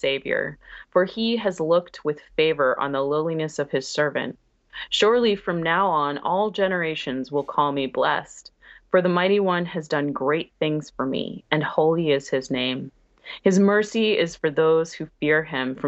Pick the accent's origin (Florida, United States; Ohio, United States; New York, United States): New York, United States; New York Public Schools